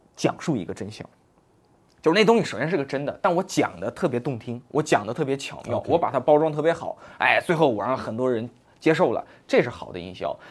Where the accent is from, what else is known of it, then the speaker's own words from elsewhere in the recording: China; 我们中国人